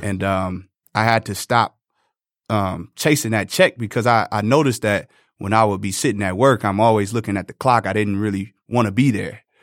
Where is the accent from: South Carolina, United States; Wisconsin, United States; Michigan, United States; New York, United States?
Michigan, United States; Detroit; I came from Northwestern High School.